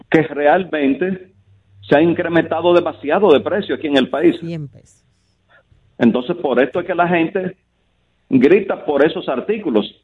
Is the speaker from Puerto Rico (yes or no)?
no; Dominican Republic; nosotros como República Dominicana